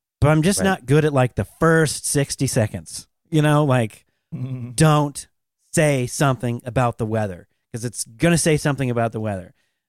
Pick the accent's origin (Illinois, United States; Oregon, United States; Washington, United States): Washington, United States; Seattle; I'm from Seattle, so I like all my... I'm a hometown kid, so I like the Seahawks.